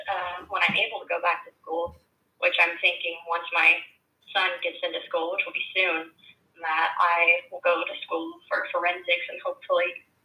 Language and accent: English; Missouri, United States; now in California, United States; I'm from Missouri, and I currently live in California